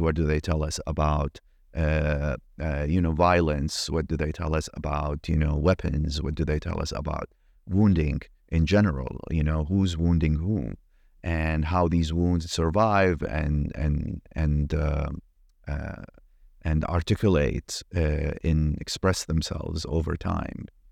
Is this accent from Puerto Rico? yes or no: no; Iraq; moved away; I grew up in Iraq